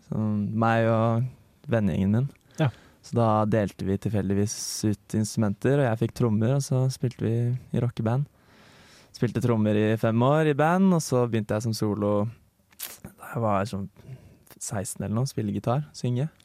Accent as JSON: {"language": "Norwegian", "town": "Bærum", "region": "Akershus", "country": "Norway", "moved": "as an adult", "lives_now": "Trondheim, Norway", "said": "Jeg er fra Lommedalen. En liten plass"}